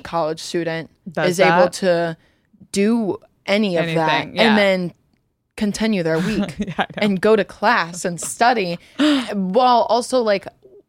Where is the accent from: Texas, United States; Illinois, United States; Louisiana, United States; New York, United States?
Louisiana, United States; moved away as an adult; also born or lived in Ohio; My family's not even from like Louisiana. Okay. We just like ended up there. Mm-hmm. I was born in Ohio and I moved there when I was three.